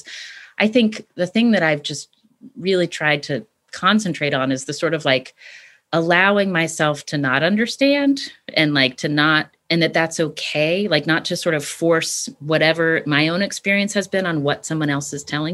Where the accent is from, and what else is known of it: West Virginia, United States; born or raised there; moved away as an adult; also born or lived in California